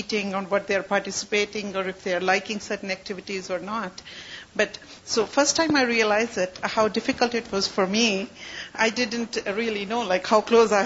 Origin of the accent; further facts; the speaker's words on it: Pakistan; moved away; I was born in Pakistan